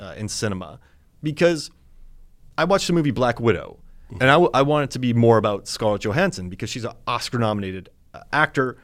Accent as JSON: {"language": "English", "region": "Florida", "country": "United States", "tie": "born or raised there", "said": "I grew up in Florida"}